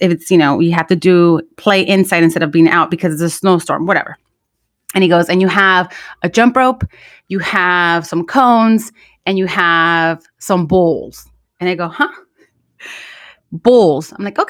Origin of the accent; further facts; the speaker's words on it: northern Mexico, Mexico; accent: northern Mexican; And yes, like, my accent was definitely del norte de Mexico